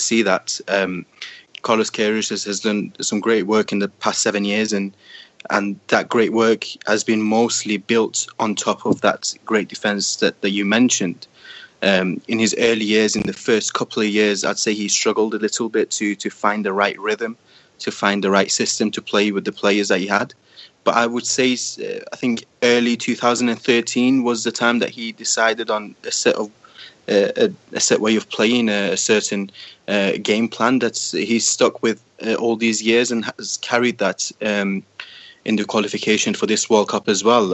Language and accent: English; Iran; Growing up in Iran, certainly in the early 2000s and even into 2010s